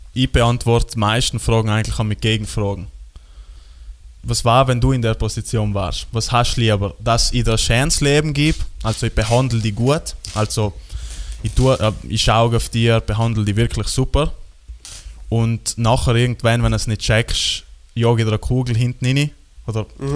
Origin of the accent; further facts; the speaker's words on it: South Tyrol, Trentino-Alto Adige, Italy; bei uns in Südtirol